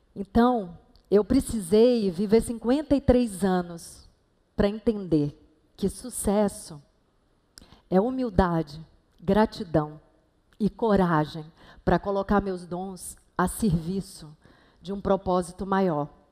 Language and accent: Portuguese; Salvador, Bahia, Brazil; moved away as an adult; now in Rio de Janeiro, Brazil; quintal da casa que eu cresci, lá em Salvador